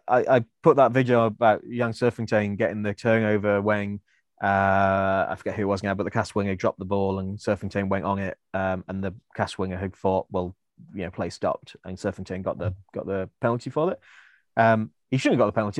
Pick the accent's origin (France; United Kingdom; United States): United Kingdom; Welsh, Wales; I am Welsh